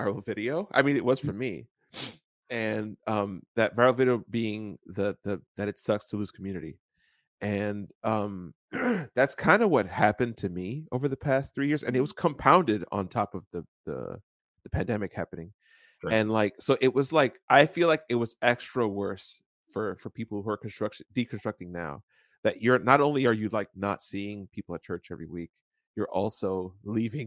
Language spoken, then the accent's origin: English; Dominican Republic; I was born in Dominican